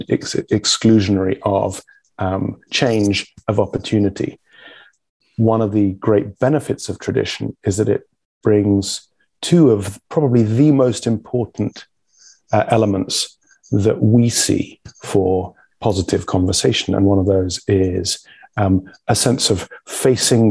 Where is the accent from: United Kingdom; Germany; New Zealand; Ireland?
United Kingdom; England; I'm a Brit, the people that you guys escaped from